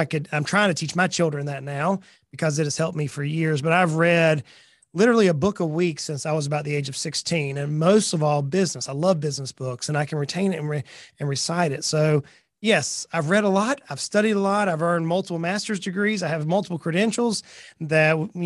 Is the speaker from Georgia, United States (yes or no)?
yes; South Georgia, United States; moved away as an adult; now in Tennessee, United States; I was born and raised in South Georgia.